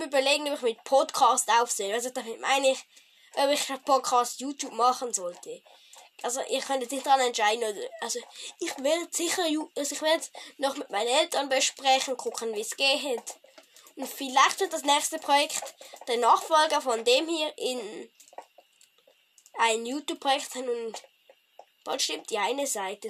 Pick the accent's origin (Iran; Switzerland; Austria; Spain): Switzerland; Ich bin ein Schweizer